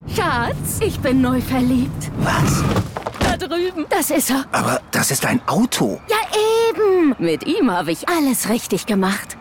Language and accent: German; Berchtesgadener Land, Bavaria, Germany; now in Munich, Germany; eben am Königssee in meiner alten Heimat. Es ist immer wieder schön, hier ins Berchtesgadener Land zu reisen